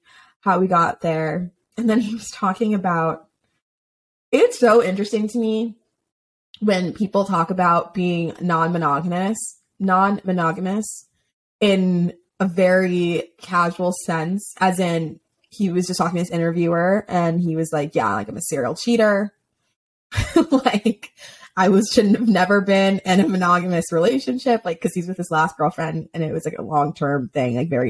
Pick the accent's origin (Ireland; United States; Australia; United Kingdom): United States; Florida; moved away; when I grew up in Florida, my dad would go to Bucks games.